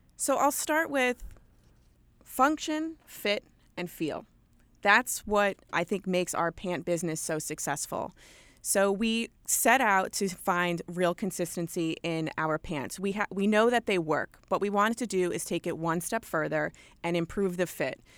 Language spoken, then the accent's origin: English; Long Island, New York, United States; accent: thick New York; also born or lived in West Virginia; I am a born and bred New Yorker. I grew up in Long Island, New York